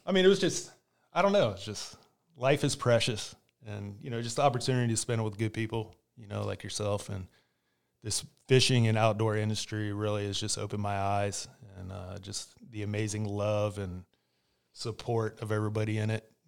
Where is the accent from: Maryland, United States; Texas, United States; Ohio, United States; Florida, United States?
Florida, United States; Winter Park; him and my mom moved down to, uh, Winter Park, and that's when I was born